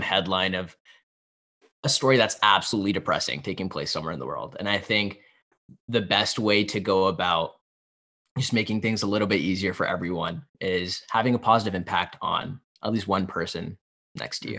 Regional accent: Pennsylvania, United States; I grew up in Pennsylvania

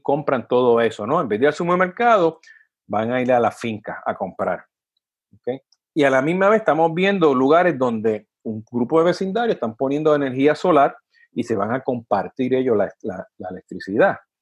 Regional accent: Puerto Rico; de donde vengo yo, de Puerto Rico

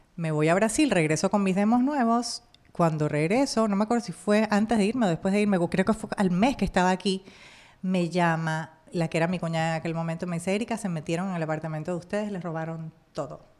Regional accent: Panama; moved away as an adult; now in Miami, United States; en mi país, Panamá

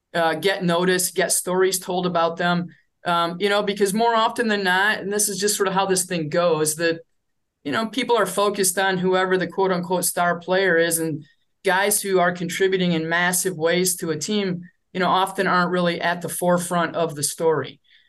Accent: Michigan, United States; now in Minnesota, United States; I grew up in Michigan.

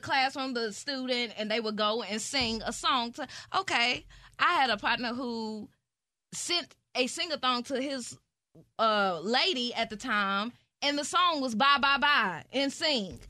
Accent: Nashville, Tennessee, United States; moved away; also born or lived in Georgia; I'm from Nashville, Tennessee

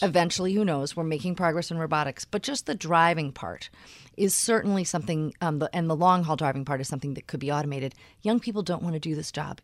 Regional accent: Philadelphia, Pennsylvania, United States; moved away as an adult; I grew up in Philadelphia.

